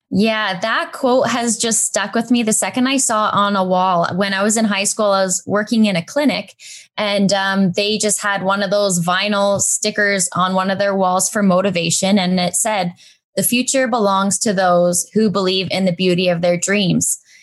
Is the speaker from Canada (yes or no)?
yes; Brantford, Ontario, Canada; also born or lived in Waterloo; move to my hometown, back to Brantford